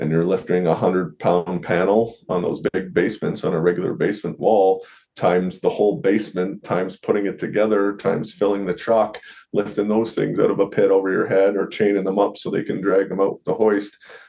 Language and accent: English; Ontario, Canada; So I worked a lot of jobs. I worked back home in Ontario for an ex-hock